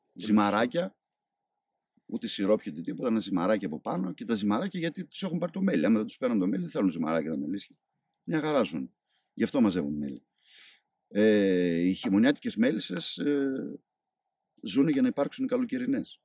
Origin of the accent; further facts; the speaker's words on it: Karditsa, Thessaly, Greece; moved away as an adult; also born or lived in Heraklion, Crete; Εγώ γεννήθηκα μεγάλος στην Καρδίτσα